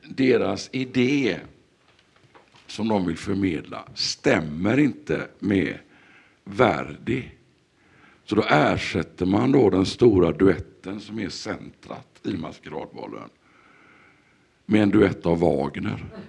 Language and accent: Swedish; Sweden; vi som svenskar